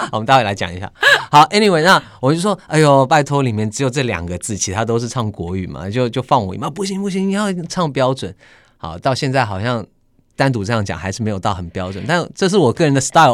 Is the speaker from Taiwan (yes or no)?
no; Sydney, New South Wales, Australia; moved away as an adult; 当然我在澳洲雪梨长大